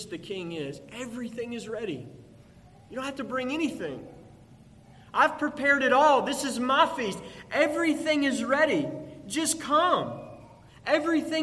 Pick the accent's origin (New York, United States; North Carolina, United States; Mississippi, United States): Mississippi, United States; Pearl; I grew up in Pearl, Mississippi